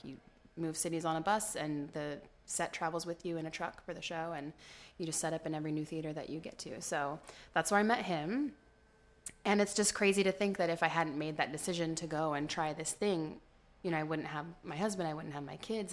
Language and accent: English; Modesto, California, United States; also born or lived in New York; I was born here in Modesto, born and raised